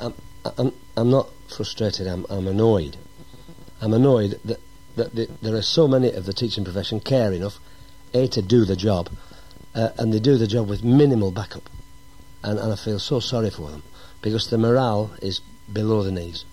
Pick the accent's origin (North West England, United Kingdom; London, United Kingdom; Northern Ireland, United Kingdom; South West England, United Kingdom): North West England, United Kingdom; Accrington; moved away as an adult; also born or lived in Heswall, Wirral; took me to Accrington, where I lived all my life up to being 18 when I went in the army. Um, so basically a Lancastrian